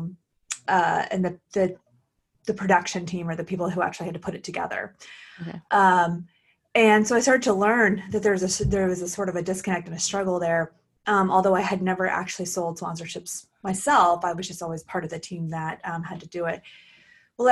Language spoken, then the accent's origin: English; Oklahoma, United States; also born or lived in Portland, Oregon; now in California, United States; I was born and raised in Oklahoma and came to California by way of Portland, Oregon.